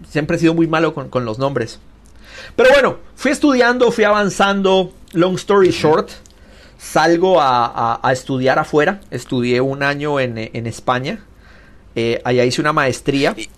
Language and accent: Spanish; Guatemala City, Guatemala Department, Guatemala; now in California, United States; yo crecí, fue criado en, Ciudad de Guatemala